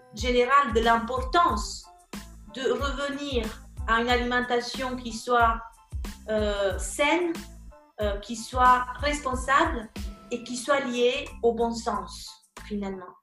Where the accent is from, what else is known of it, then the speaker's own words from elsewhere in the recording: region of Naples, Campania, Italy; French is a second language; moved away as an adult; also born or lived in Siena, Italy / Mexico / Milan area, Italy; now in Paris, France; Je suis italienne. je viens de la région de Naples, mais j'habite à Paris depuis